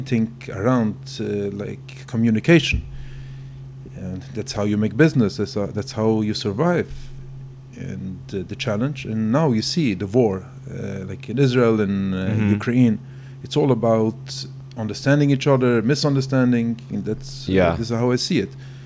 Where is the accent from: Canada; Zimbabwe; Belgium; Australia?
Belgium; English is a second language; moved away; I'm sorry for my English. I grew up in Belgium.